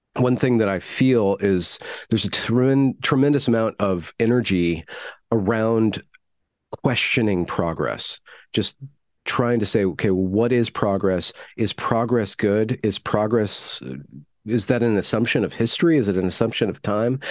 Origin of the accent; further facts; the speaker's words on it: United States; as an American growing up